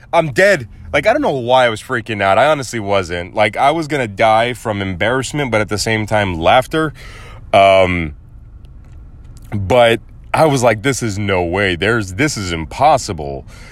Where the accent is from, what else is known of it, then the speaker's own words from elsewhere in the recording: United States; I may have Mexican and German heritage, but I was born in the United States of America, and that's my country.